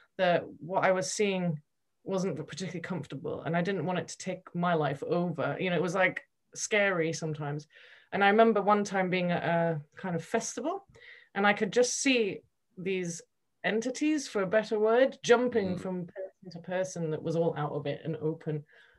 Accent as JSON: {"language": "English", "country": "Switzerland", "tie": "born or raised there", "also_born_or_lived": "United Kingdom", "said": "I grew up in Switzerland and I was at university in the UK."}